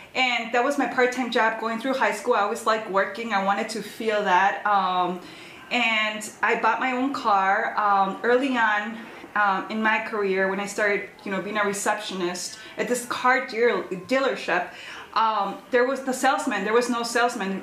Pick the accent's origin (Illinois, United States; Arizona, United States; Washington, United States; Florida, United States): Illinois, United States; Chicago; Born and raised in Chicago, er, born in Chicago and raised in the suburbs